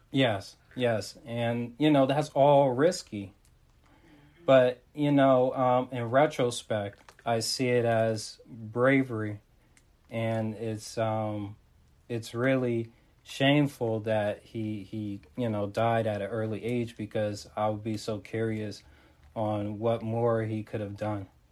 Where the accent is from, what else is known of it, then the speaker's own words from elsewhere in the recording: Montclair, New Jersey, United States; I'm repping from North Jersey, that is Montclair